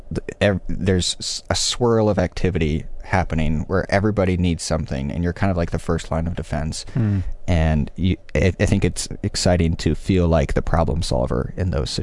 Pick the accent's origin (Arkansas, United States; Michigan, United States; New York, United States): Michigan, United States; moved away as an adult; also born or lived in Los Angeles, United States; now in Chicago, United States; I'm from Michigan